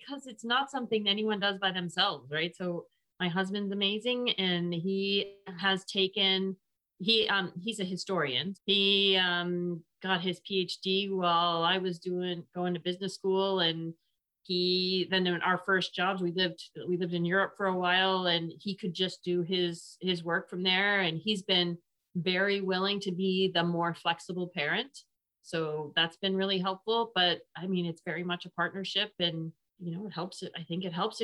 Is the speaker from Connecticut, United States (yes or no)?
yes; Connecticut, United States; moved away as an adult; also born or lived in Waco, Texas / Monterey, California; now in Austin, United States; I grew up most of the time in Connecticut. So I'm from New England, born in Waco, Texas though